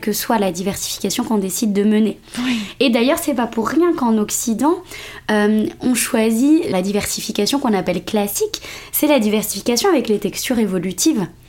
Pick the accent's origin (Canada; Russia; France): France; je, suis d'origine marocaine, je suis née en France mais euh, du coup ma famille est d'origine marocaine